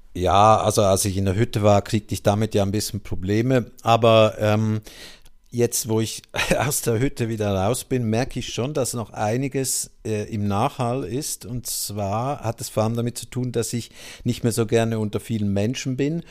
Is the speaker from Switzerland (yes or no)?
yes; Switzerland; moved away; aus meiner Heimat der Schweiz stammt